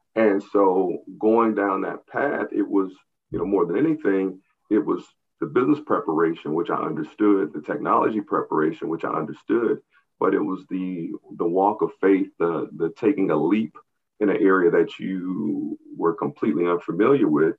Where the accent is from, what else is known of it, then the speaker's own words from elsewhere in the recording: St. Louis, Missouri, United States; also born or lived in Atlanta, Georgia; growing up in the St. Louis region